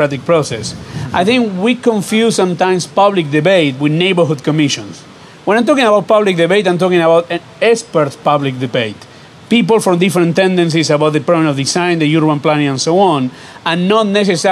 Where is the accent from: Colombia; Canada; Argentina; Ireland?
Argentina; now in Los Angeles, United States; the one I grew up in Argentina